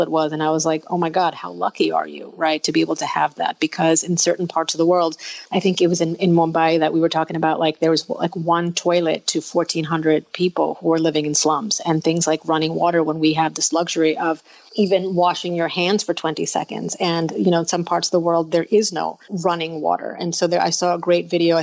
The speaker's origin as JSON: {"language": "English", "country": "United States", "tie": "born or raised there", "said": "I was born in the United States, but my parents are originally from India"}